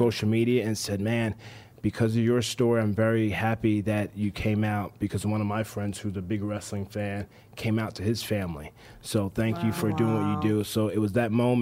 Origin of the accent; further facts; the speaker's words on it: New Jersey, United States; moved away as an adult; also born or lived in Tampa, Florida; I moved down from New Jersey, where I'm born and raised, all the way down to Tampa, Florida